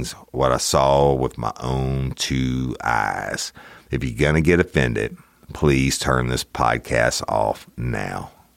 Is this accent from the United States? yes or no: yes; Clinton, Louisiana, United States; I'm originally from East Feliciana Parish, considered Clinton, Louisiana, is the main seat of it